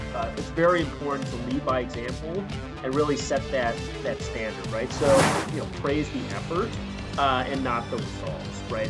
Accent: Chicago, Illinois, United States; I grew up in Chicago

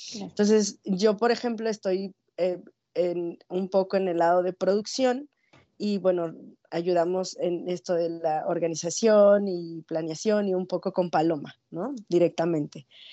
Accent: Mexico City, Mexico; now in Ciudad Juárez, Mexico; yo soy de la Ciudad de México y desde allá vengo persiguiendo ambulante

